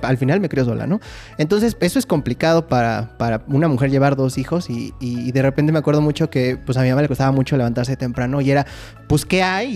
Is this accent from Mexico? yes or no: yes; Mexico; como mexicanos somos una, eh, sociedad de tradiciones